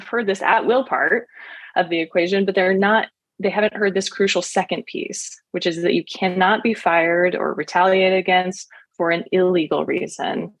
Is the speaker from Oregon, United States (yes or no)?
yes; Oregon, United States; I was born and raised here in Oregon.